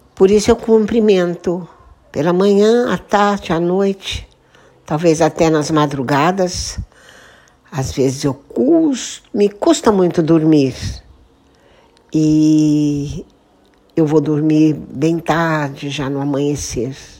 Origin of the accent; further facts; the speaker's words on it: Santa Rita do Passa Quatro, São Paulo, Brazil; moved away as an adult; also born or lived in Osasco; na cidade de Santa Rita do Passa Quatro pois esse é um pedacinho da minha história de vida, de uma infância feliz e de uma adolescência